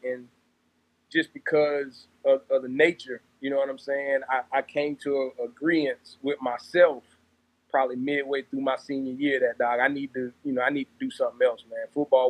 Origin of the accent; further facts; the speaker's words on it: Orangeburg, South Carolina, United States; Orangeburg, born and raised, man, proud of it.